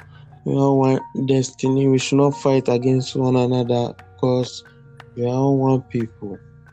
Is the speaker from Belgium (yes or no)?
no; Ghana; I'm from Ghana.